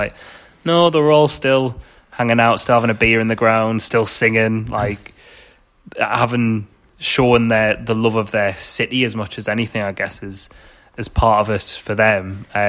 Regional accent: United Kingdom; It's such a, as a British football fan, it's such an alien thing to see

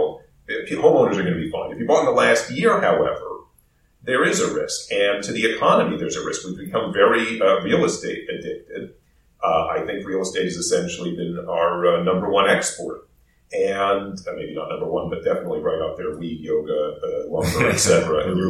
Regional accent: United States; moved away as an adult; now in Vancouver, Canada; I'm American

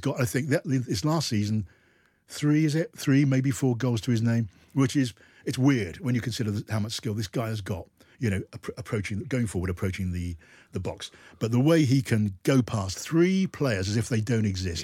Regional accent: United Kingdom; we're British

